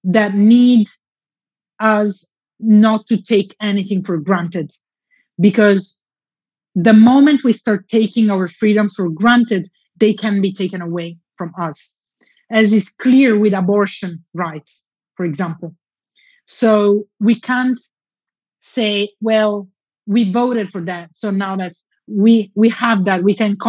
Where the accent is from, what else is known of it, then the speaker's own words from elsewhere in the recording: Southern Italy, Italy; my hometown in southern Italy